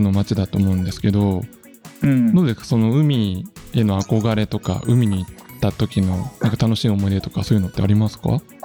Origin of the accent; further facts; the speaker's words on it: Nagoya, Aichi, Japan; now in Nagano, Japan; 僕はね、あの、出身が名古屋なので